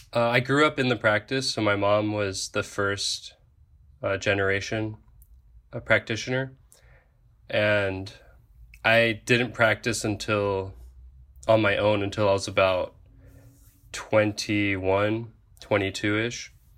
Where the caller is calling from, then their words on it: Oahu, Hawaii, United States; I am currently a diver in the Coast Guard, and I'm calling from Oahu, Hawaii